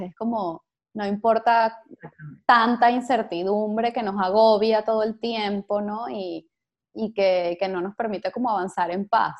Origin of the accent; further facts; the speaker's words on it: Venezuela; venezolanos, que es lo que tienen en común todos nuestros invitados, eh, y, que lo tienen en común conmigo